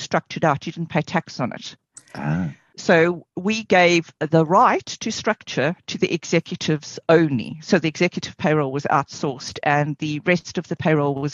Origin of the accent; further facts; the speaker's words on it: South Africa; moved away; I come from South Africa originally